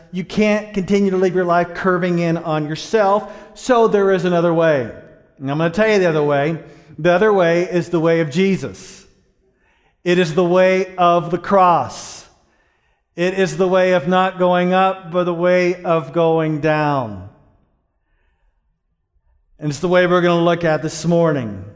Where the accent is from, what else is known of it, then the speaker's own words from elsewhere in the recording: Dallas, Texas, United States; I grew up in Dallas, Texas, in a place called Pleasant Grove.